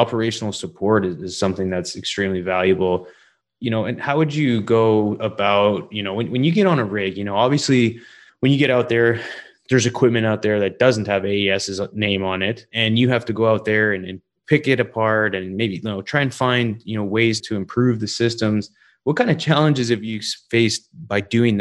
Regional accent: Canada; growing up in Canada

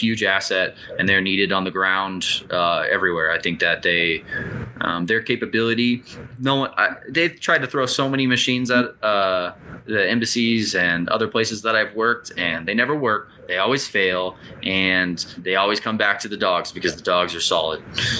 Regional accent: United States; as an American, that's what I was raised on

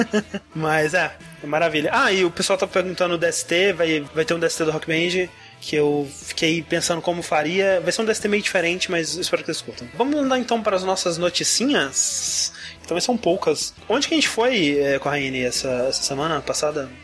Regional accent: Brazil; eu nunca saí do Brasil

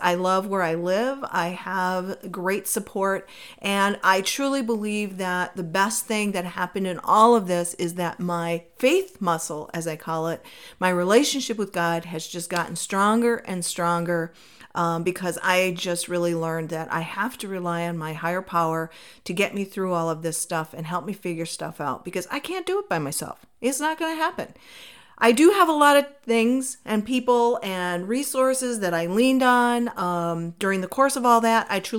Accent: Minnesota, United States; moved away as an adult; now in Arizona, United States; I decided that I was going to move from my home state of Minnesota to Arizona.

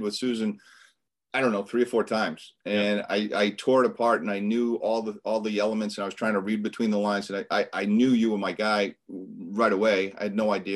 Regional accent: Boston, Massachusetts, United States; I grew up in the Boston area. So born and bred up here in Boston, Massachusetts area

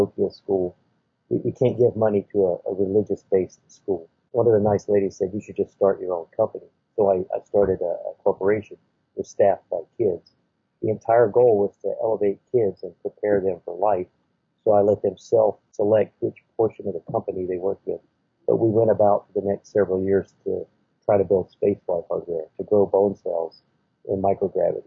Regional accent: Mount Airy, North Carolina, United States; moved away as an adult; also born or lived in Raleigh, North Carolina / Atlanta, Georgia; that's my hometown. I literally am from Surrey County, Mount Airy, North Carolina

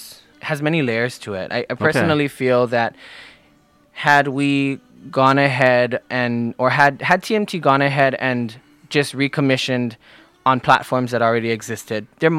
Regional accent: Oahu, Hawaii, United States; I am born right here on Oahu. I'm a resident full-time. My whole life has been spent here in Hawaii. I live in Waimanalo. My family is many generations back as far as Hawaiian culture.

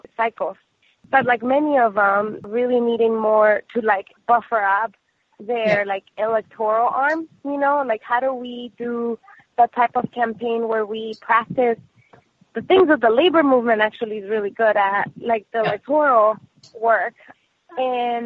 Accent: Los Angeles, California, United States; also born or lived in Mexico; I was born in Mexico, grew up in Los Angeles

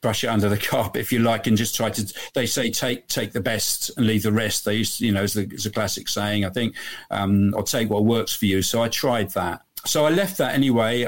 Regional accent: Bristol, South West England, United Kingdom; my hometown in Bristol in the UK

